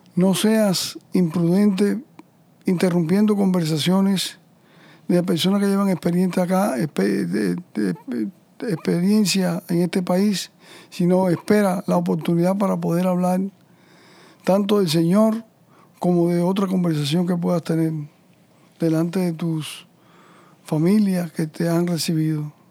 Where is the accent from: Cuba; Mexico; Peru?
Cuba; moved away; inmigrante como el mío, como todos los que venimos de Cuba